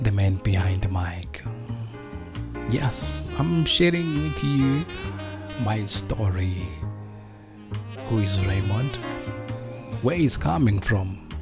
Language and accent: English; South Africa; also born or lived in Soweto, South Africa; I was born in Soweto, but growing up, I grew up back home, the rural place